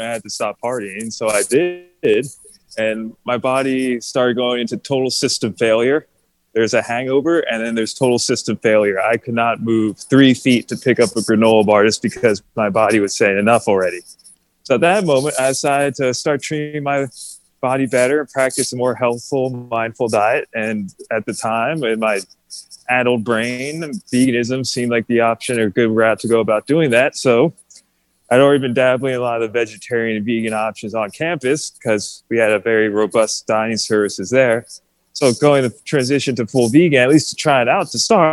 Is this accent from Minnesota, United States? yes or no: no; New Jersey, United States; moved away as an adult; also born or lived in Gettysburg, Pennsylvania; I grew up in New Jersey.